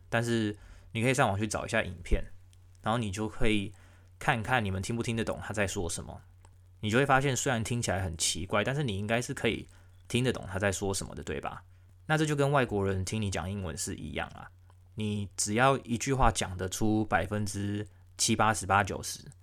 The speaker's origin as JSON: {"language": "Chinese", "country": "Taiwan", "moved": "yes", "lives_now": "Melbourne, Australia", "said": "我们台湾人"}